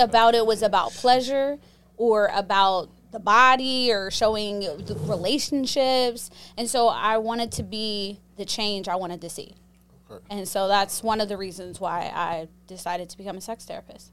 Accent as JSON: {"language": "English", "town": "Pittsburgh", "region": "Pennsylvania", "country": "United States", "tie": "born or raised there", "said": "I grew up in Pittsburgh, Pennsylvania"}